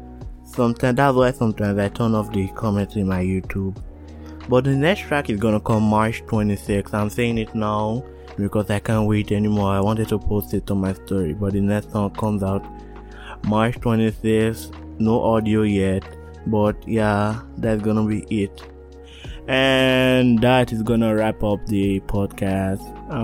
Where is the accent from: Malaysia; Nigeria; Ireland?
Nigeria; accent: Nigerian; now in Canada; I want to talk in my Nigerian accent, but if I know people are gonna listen, like, it transformed to a Canadian accent.